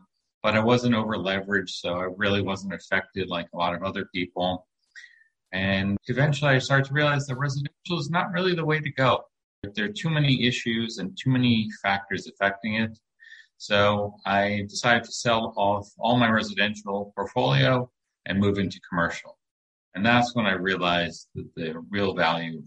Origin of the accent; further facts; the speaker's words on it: New York City, New York, United States; moved away as an adult; now in Lake Worth, Florida, United States; I grew up in New York City, and we moved around a little bit as a child, but I ended up back in New York. And I went to high school and college in New York